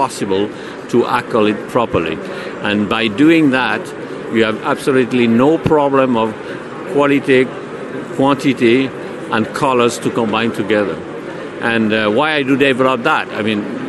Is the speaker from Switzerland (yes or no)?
yes; Switzerland; I'm from Switzerland.